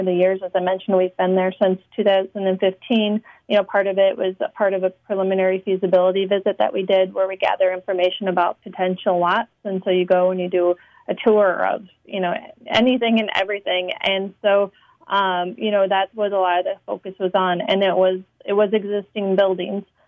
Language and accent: English; Minneapolis, Minnesota, United States; also born or lived in Syracuse; I am from Minneapolis